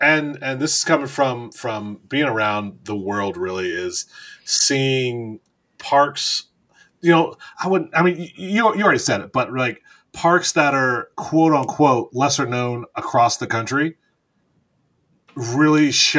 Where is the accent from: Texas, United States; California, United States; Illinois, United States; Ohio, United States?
Ohio, United States; Northeast; I'm from Northeast Ohio. Jog Lake was my spot.